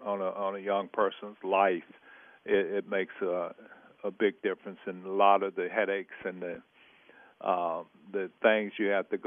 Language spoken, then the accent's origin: English; Vidalia, Georgia, United States; now in Pittsburgh, United States; We built a home in Vidalia, Georgia, my hometown, the home of the great sweet onions